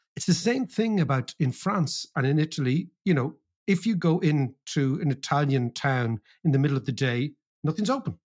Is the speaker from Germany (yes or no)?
no; Ireland; as Irish people